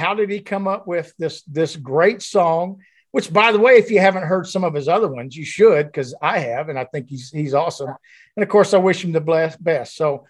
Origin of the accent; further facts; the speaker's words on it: Louisiana, United States; now in Alabama, United States; growing up in Louisiana, dirt poor, family of, you know, seven kids